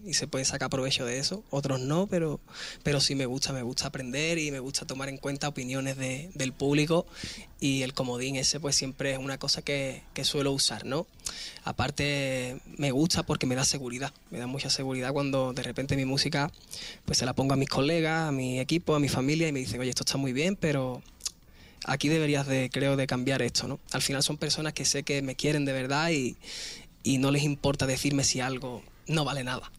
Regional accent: Spain; Al final yo soy español

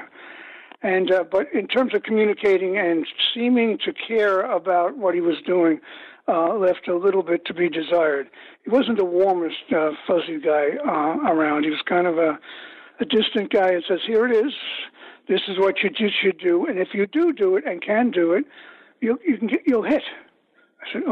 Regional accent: New York City, New York, United States; I came from Bay Ridge.

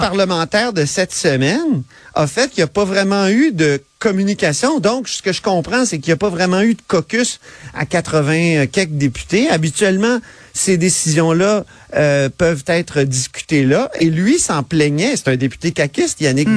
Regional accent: Quebec City, Quebec, Canada; je viens de Québec, je suis un gars, tu sais, il y avait des fortifications dans ma cour d'école, là, je peux pas plus venir de Québec

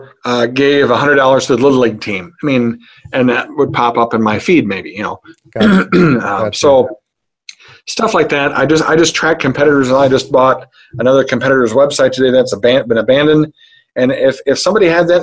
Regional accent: Hampton, Iowa, United States; I'm from Hampton, Iowa

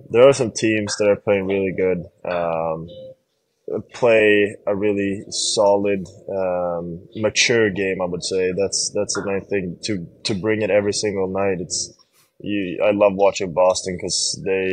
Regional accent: Sweden; now in Buffalo, United States; growing up in Sweden

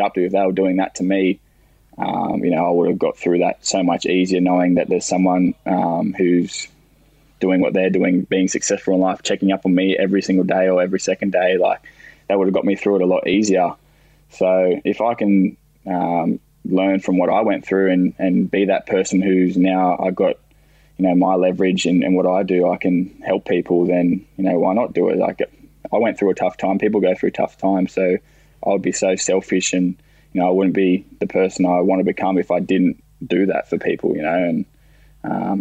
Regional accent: Central Coast, New South Wales, Australia; playing on the Central Coast in my hometown

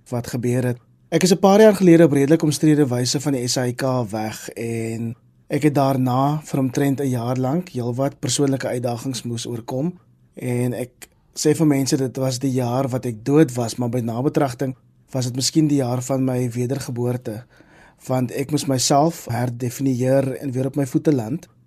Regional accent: Kraaifontein, Western Cape, South Africa; also born or lived in Mitchells Plain; Ek is in Mitchells Plain op die Kaapse vlakte gebore, maar ek het die grootste deel van my lewe in Kraaifontein groot geword.

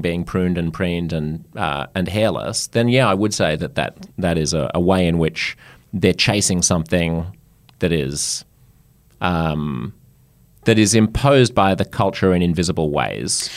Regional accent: Australia; I'm French Australian

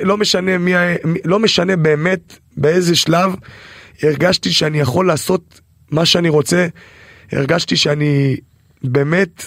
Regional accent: Israel

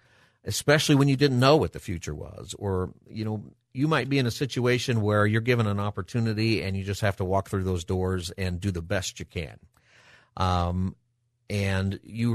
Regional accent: Palmdale, California, United States; moved away as an adult; also born or lived in Riverside, California; now in San Diego, United States; I grew up in the Los Angeles area, grew up in Palmdale, and went to UC Riverside.

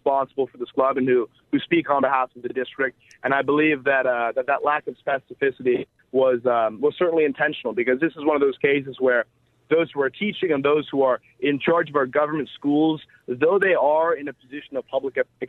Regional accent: Silicon Valley, California, United States; moved away as an adult; now in Los Angeles, United States; I grew up in the Silicon Valley, which is obviously a very liberal part of a very liberal state

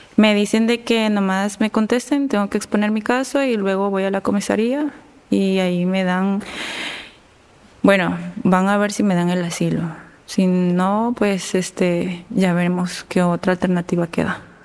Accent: El Salvador; moved away as an adult; now in Spain; somos del Salvador

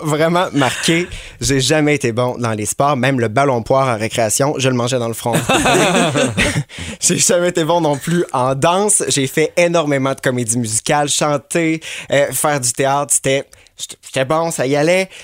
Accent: Quebec City, Quebec, Canada; moved away; je viens de Québec

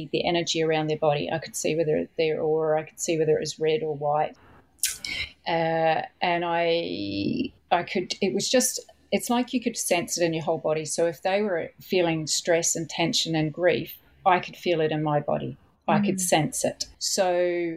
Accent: New Zealand; I was brought up in New Zealand

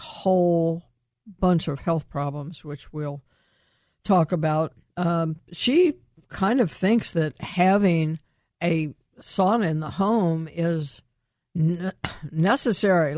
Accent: Columbus, Ohio, United States; my hometown

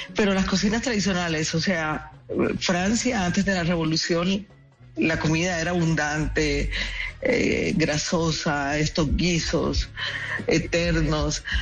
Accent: Colombian Caribbean coast, Caribbean Region, Colombia; nuestro universo caribeño

